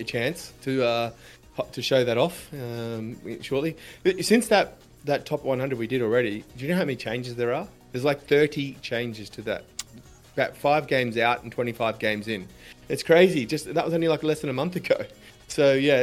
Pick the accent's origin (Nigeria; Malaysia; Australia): Australia; as an Australian